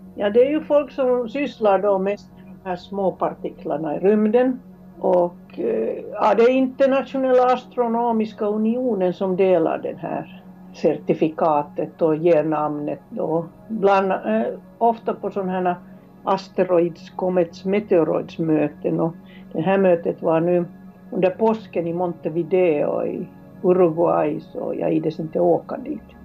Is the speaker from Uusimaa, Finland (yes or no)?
yes; Helsinki, Uusimaa, Finland; moved away as an adult; also born or lived in Kiruna, Sweden; now in Sweden; Jag är från Helsingfors